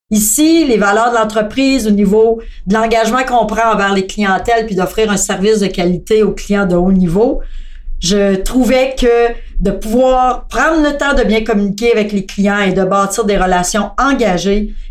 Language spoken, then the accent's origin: French; Thetford Mines, Quebec, Canada; born there; also born or lived in Montreal; je suis née à Thetford Mines dans une famille très modeste au niveau financier et de cinq enfants. J'ai euh, commencé à travailler en comptabilité. Je suis ensuite déménagée à Montréal